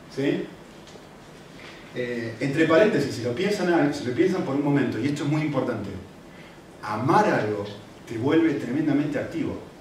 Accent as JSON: {"language": "Spanish", "country": "Argentina", "moved": "yes", "lives_now": "Spain", "said": "no soy europeo, eh, no soy español, soy de Argentina"}